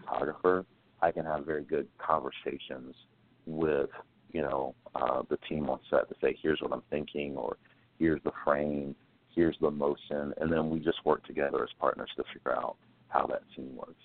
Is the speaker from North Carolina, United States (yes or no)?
yes; Greensboro, North Carolina, United States; born and raised in North Carolina from Greensboro. So there's always a little bit of a Southern boy in me